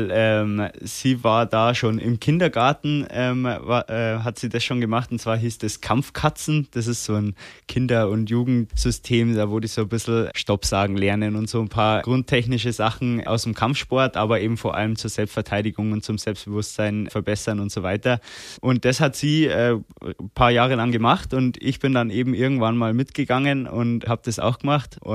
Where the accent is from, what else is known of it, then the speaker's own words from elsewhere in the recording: Erding, Bavaria, Germany; also born or lived in Landshut; Also daheim bin ich auf jeden Fall in Erding oder im Landkreis Erding. Ich bin äh, zwar geboren in Landshut, bin jetzt aber da nicht aufgewachsen